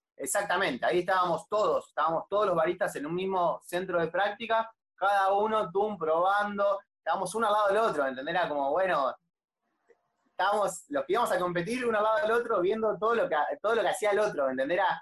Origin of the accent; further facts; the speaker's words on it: La Plata, Buenos Aires Province, Argentina; yo soy de La Plata